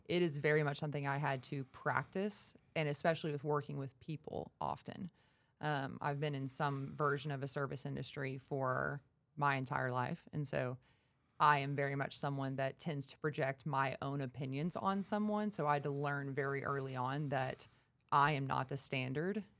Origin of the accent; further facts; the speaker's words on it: Texarkana, United States; from Texarkana, been at B P R now for over four and a half years